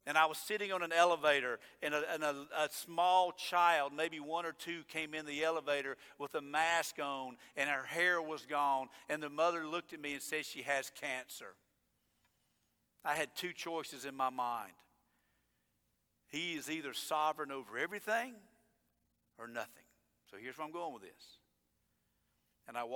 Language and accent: English; United States; I was born in America